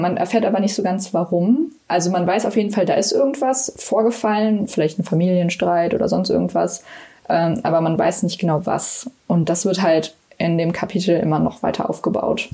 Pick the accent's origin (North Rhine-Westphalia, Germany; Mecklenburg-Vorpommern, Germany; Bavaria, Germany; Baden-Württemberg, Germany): North Rhine-Westphalia, Germany; Cologne; ich komme aus Köln